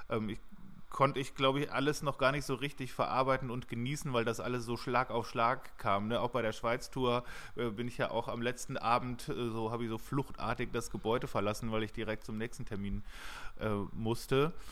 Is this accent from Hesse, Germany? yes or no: yes; Hesse, Germany; wie wir das blöd finden, wenn wir sagen, wir kommen aus der Nähe von Frankfurt